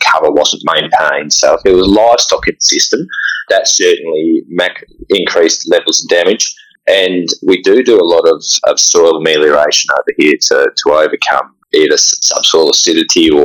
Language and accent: English; South Australia, Australia; moved away as an adult; also born or lived in Victoria; now in Geraldton, Australia; I grew up in South Australia, started working in Victoria, and pretty soon saw the light and shifted over to WA